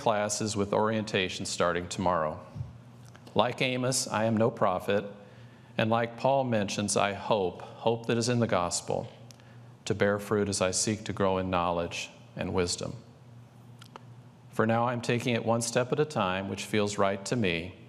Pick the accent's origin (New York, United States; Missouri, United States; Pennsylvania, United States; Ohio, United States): Missouri, United States; St. Louis; the beautiful Gateway Arch in my hometown of St. Louis